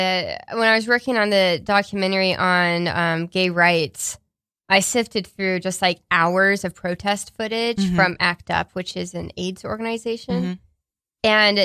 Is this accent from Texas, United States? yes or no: yes; Houston, Texas, United States; my hometown of Houston